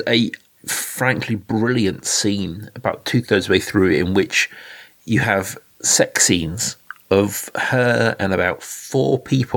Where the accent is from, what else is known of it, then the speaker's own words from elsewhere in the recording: United Kingdom; as a Brit